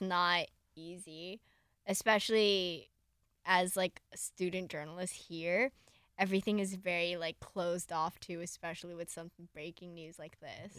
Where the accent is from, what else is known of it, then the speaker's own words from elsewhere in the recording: Southern California, United States; I grew up in SoCal